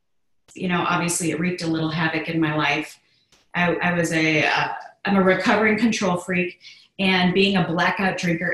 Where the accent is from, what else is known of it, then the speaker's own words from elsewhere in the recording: Chicago, Illinois, United States; I grew up in the Midwest of Chicago, Illinois, and I'm a very strong Irish girl